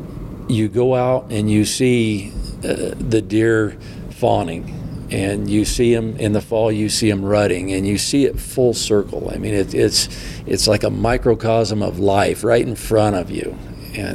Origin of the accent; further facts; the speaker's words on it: Midwest, United States; as a young kid growing up in the Midwest